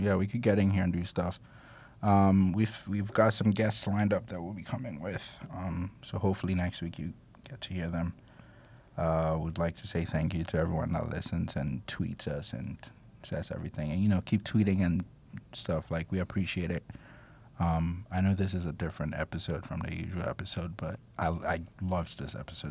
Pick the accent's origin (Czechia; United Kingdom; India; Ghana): Ghana; I'm Ghanaian